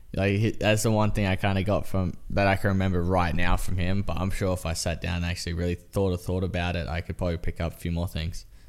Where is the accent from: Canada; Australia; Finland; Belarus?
Australia; now in United States; I'm Australian